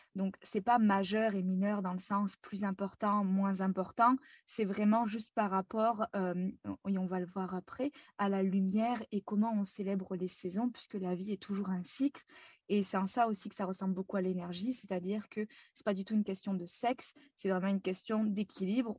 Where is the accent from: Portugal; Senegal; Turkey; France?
France; moved away as an adult; now in Montreal, Canada; je suis française actuellement expatriée à Montréal depuis euh, trois ans maintenant